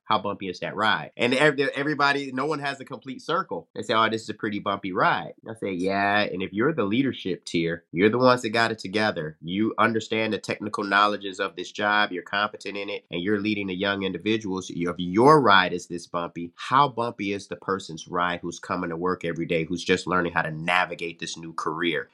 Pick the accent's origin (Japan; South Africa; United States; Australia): United States; Detroit, Michigan; moved away as an adult; also born or lived in Arizona; joined the Detroit Police Department in my hometown